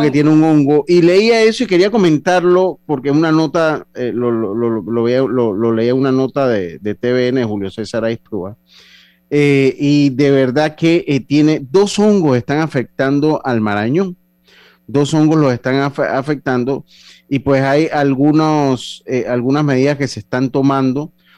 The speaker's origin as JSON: {"language": "Spanish", "country": "Panama", "said": "nosotros como panameños"}